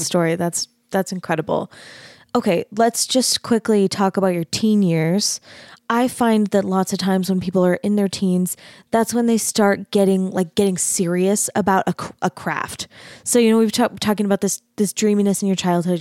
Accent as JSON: {"language": "English", "town": "Mesa", "region": "Arizona", "country": "United States", "tie": "born or raised there", "also_born_or_lived": "Utah / North Texas", "moved": "as an adult", "said": "I grew up in Mesa, Arizona"}